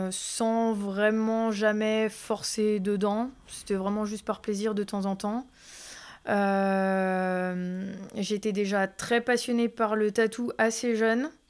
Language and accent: French; Thonon-les-Bains, Auvergne-Rhône-Alpes, France; Je suis originaire d'ici. D'ici, Vongy Je suis née à Tonon.